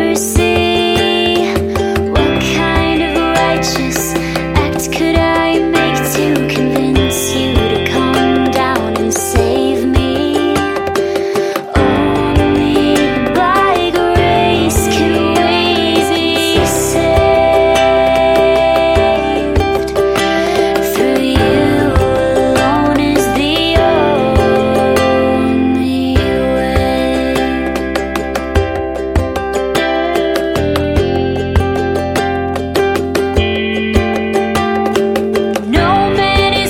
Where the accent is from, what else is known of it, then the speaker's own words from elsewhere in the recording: Lake Wales, Florida, United States; my hometown of Lake Wales, Florida